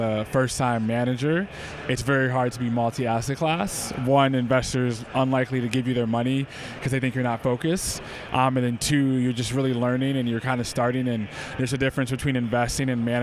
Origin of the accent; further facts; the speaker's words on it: Detroit, Michigan, United States; moved away as an adult; also born or lived in Evanston, Illinois / New York; I was born in Detroit, went to Northwestern University in Evanston